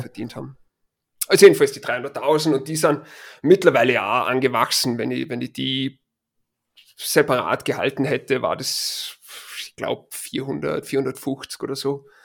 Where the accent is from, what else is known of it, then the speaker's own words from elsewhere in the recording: Linz, Upper Austria, Austria; now in Boulder, United States; original bin ich aus Linz